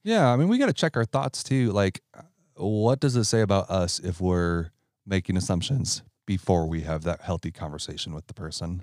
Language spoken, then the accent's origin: English; Ohio, United States; I'm from Ohio